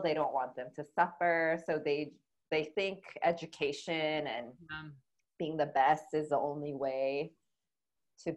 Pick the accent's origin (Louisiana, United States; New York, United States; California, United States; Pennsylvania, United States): California, United States; Huntington Beach; now in Los Angeles, United States; I grew up in Huntington Beach. It's about an hour south of here